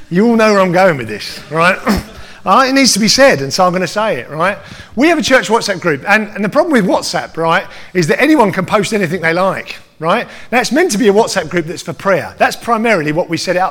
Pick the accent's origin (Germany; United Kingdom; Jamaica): United Kingdom; I am, above everything else, British, right? Right? Absolutely, I'm British